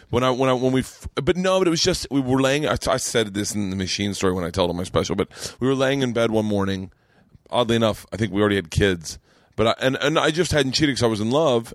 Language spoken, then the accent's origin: English; Florida, United States; moved away; as a Southerner